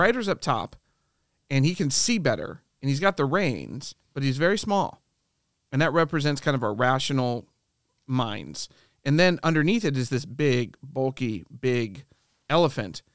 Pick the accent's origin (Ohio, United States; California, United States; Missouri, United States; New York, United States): Ohio, United States; I grew up in the Midwest, and my wife did too. She grew up in Michigan, I grew up in Ohio